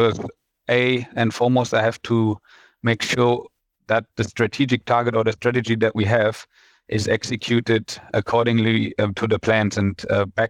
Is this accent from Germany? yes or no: yes; Germany; moved away as an adult; also born or lived in Frankfurt / Hanover / Hong Kong / China; now in Malaysia; I'm from Germany